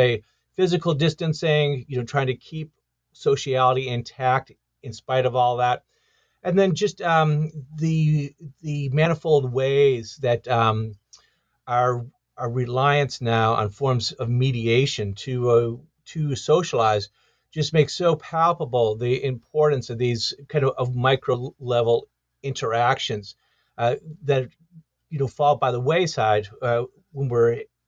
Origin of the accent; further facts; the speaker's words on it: Detroit, Michigan, United States; I grew up in Detroit, Michigan, and I, that was in the 1970s